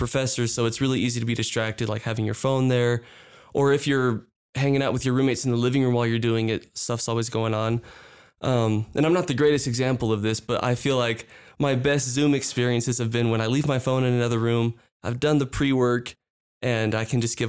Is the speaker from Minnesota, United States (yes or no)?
no; San Antonio, Texas, United States; moved away as an adult; also born or lived in Lima, Peru; now in Provo, United States; I'm from Texas. I grew up around San Antonio